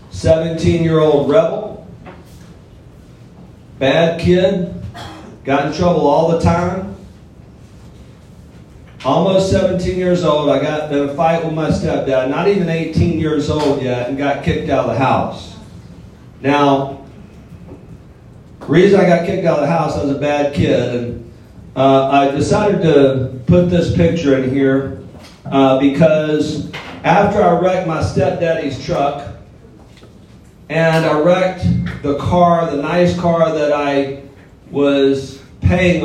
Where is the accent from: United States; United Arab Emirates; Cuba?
United States; Mobile, Alabama; also born or lived in Florida; now in Houston, United States; I'm originally from L.A., Lower Alabama, as Ron said. I grew up in Mobile, Alabama, on welfare